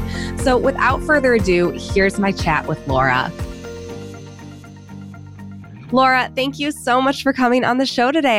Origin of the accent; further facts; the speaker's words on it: Cleveland, Ohio, United States; my hometown, Cleveland, Ohio.